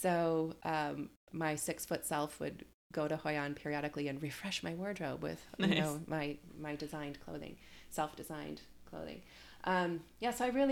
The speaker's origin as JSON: {"language": "English", "town": "Detroit", "region": "Michigan", "country": "United States", "tie": "born or raised there", "moved": "yes", "said": "Detroit, which is my hometown"}